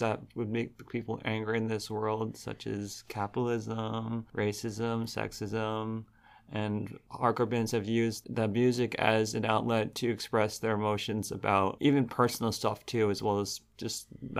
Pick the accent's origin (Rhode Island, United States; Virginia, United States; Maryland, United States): Rhode Island, United States; Providence; I'm a punk from Providence